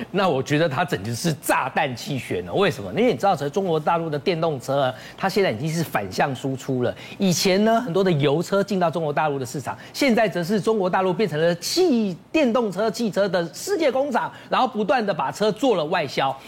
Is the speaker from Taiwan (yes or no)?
yes; Taiwan; 用我们台湾话讲